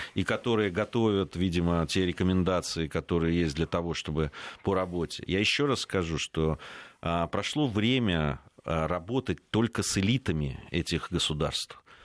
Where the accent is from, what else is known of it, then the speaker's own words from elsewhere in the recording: Georgia; now in Russia; как этнический грузин, там проживающий, который долго жил и в Грузии, и знает ее историю, изучал просто в школе